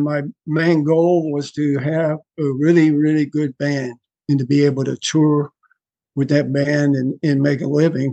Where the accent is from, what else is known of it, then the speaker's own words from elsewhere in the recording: Houston, Texas, United States; moved away as an adult; now in Panama; I was born and raised in the Houston area